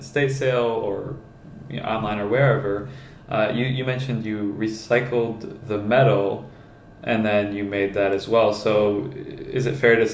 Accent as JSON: {"language": "English", "region": "Michigan", "country": "United States", "said": "I'm from Michigan, so it's cold"}